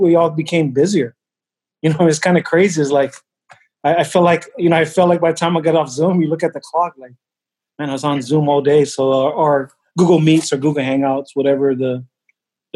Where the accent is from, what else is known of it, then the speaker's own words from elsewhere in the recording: Hawaii, United States; moved away; being from Hawaii, you know, I'm Samoan, but I was raised in Hawaii